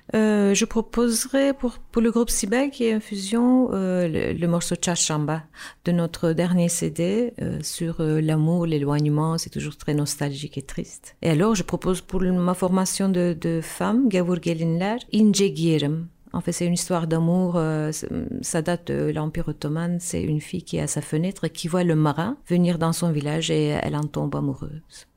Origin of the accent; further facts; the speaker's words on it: Istanbul, Turkey; French is a second language; moved away as an adult; now in Brussels, Belgium; moi, je viens d'Istanbul, en fait. Je suis née en Turquie, à Istanbul, des parents musiciens. Et donc, j'ai commencé à faire euh, de la musique, des instruments, du violon, du hautbois quand j'étais petite